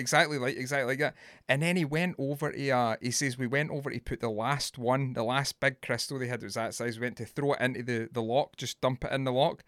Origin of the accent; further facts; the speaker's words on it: Scotland, United Kingdom; I'm Scottish